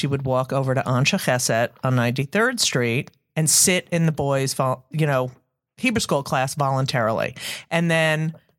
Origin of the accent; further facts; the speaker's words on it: New Jersey, United States; So you're growing up in New Jersey. You're the only Jew in your public school.